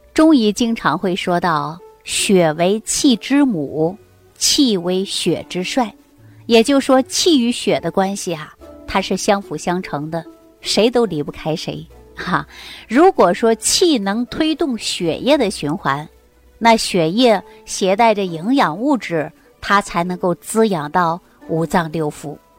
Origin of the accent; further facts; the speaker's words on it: China; 我们中国人